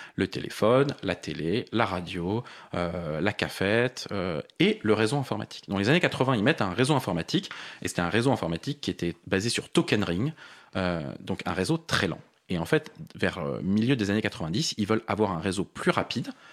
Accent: Paris, Île-de-France, France; je suis parisien. J'ai vécu la plupart de ma vie à Paris.

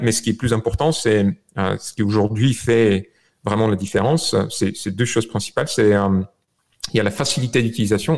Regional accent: Bulgaria; born or raised there; French is a second language; moved away as an adult; also born or lived in France; now in United States

